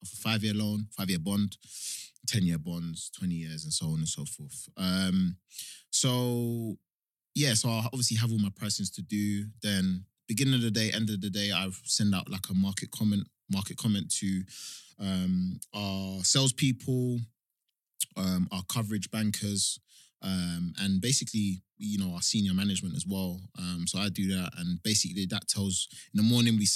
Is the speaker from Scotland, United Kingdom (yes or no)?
no; London, United Kingdom; So I grew up in Hackney. Spent the first, 17, 18 years of my life in Hackney, London Fields.